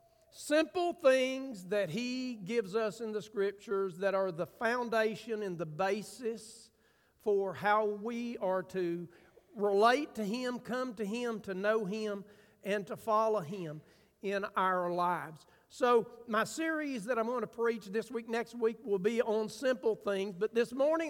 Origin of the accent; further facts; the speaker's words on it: United States; I'm from Grant County